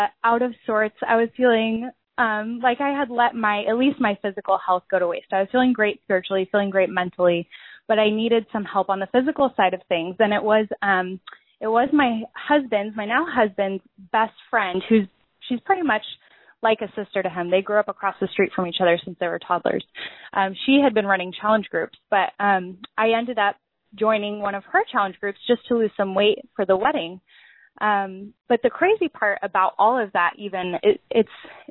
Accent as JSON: {"language": "English", "town": "Lake Stevens", "region": "Washington", "country": "United States", "said": "I'm from the Seattle, Washington area. I'm actually just north of Seattle in Lake Stevens"}